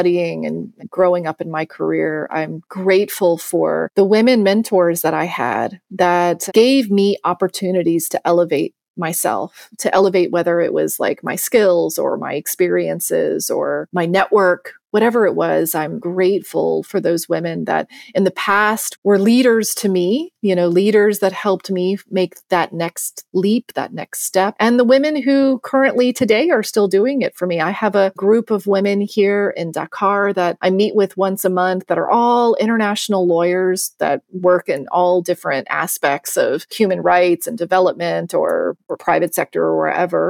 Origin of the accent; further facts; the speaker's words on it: Virginia, United States; moved away as an adult; now in Senegal; when I grew up in Virginia in the United States